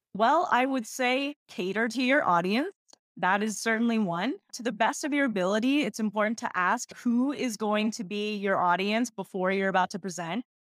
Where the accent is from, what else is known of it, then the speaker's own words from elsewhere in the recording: Texas, United States; I was born and raised in Texas, and I'm a first gen Ecuadorian American